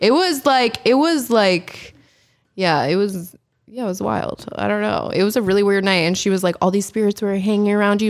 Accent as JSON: {"language": "English", "area": "the Poconos", "region": "Pennsylvania", "country": "United States", "tie": "born or raised there", "also_born_or_lived": "Allentown, Pennsylvania", "moved": "yes", "said": "I was born in Allentown, Pennsylvania. Um, I grew up in the Poconos, Pennsylvania"}